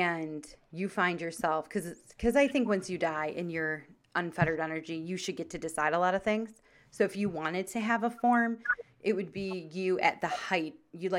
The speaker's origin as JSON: {"language": "English", "town": "Chicago", "region": "Illinois", "country": "United States", "said": "Cubs because we're from Chicago."}